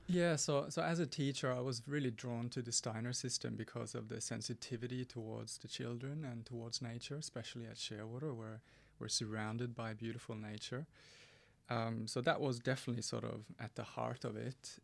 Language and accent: English; Norway; moved away; growing up in Norway in the seventies and eighties.